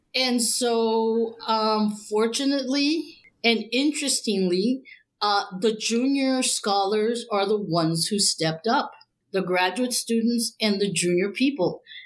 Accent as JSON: {"language": "English", "town": "Laredo", "region": "Texas", "country": "United States", "tie": "born or raised there", "said": "I'm from Laredo, Texas, which is right on the border to Mexico. So I grew up in a kind of transnational uh, ambiente."}